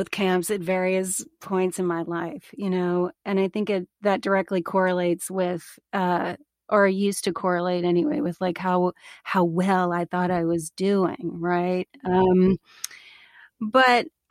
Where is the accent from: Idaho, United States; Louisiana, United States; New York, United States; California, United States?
Louisiana, United States; New Orleans; moved away; Southern girl. I grew up in a religious family, and I grew up in New Orleans